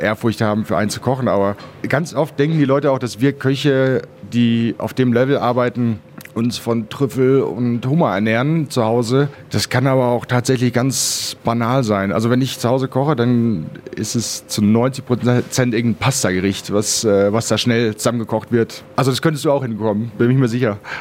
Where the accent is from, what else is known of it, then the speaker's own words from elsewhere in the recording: Bielefeld, North Rhine-Westphalia, Germany; also born or lived in Berlin; now in Switzerland; geboren in Berlin, äh, aufgewachsen äh, hauptsächlich in Bielefeld